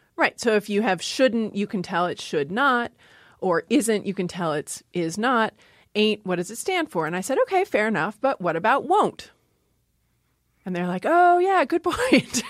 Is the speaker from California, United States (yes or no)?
no; Maryland, United States; moved away; also born or lived in Seattle, Washington; I grew up in Maryland